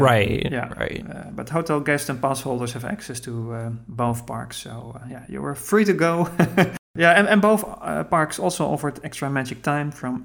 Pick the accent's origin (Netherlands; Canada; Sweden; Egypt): Netherlands; I'm from Holland